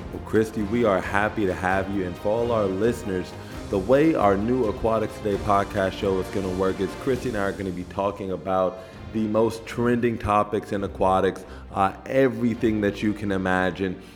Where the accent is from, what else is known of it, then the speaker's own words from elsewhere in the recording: Los Angeles, California, United States; the LA Games, that, that's my hometown